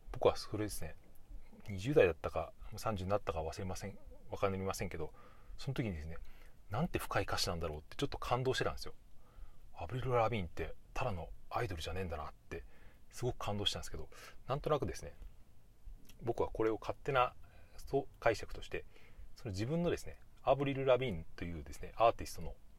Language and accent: Japanese; Japan; 母国母国語じゃない僕みたいなそういう日本人